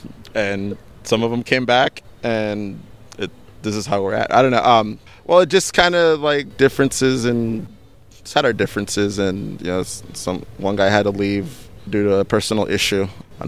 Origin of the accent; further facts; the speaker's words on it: Buena Park, California, United States; also born or lived in Long Beach; I'm from Buena Park.